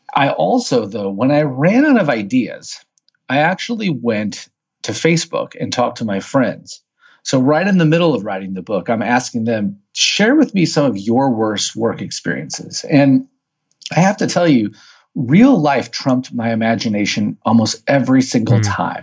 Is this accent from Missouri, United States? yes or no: yes; St. Louis, Missouri, United States; born and raised in St. Louis, Missouri